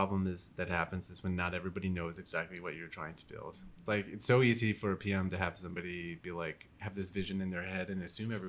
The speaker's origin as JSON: {"language": "English", "region": "Minnesota", "country": "United States", "tie": "born or raised there", "also_born_or_lived": "East Coast", "moved": "as an adult", "lives_now": "San Francisco, United States", "said": "I was born in Minnesota and I was raised there until I was 18."}